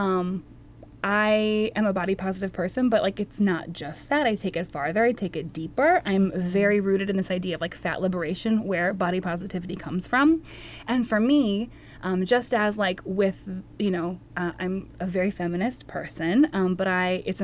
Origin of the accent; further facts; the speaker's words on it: Wisconsin, United States; also born or lived in Texas / New Orleans; now in Minnesota, United States; I am a proud Minnesotan, though I'm originally from Wisconsin